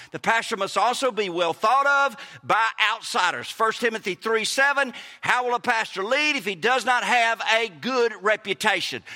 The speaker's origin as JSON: {"language": "English", "region": "Mississippi", "country": "United States", "said": "We're from Mississippi."}